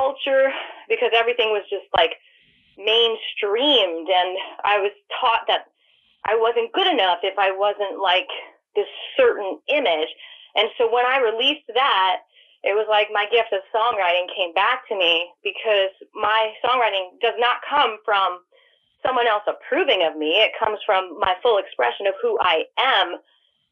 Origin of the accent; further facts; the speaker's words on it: New York, United States; now in Atlanta, United States; growing up in New York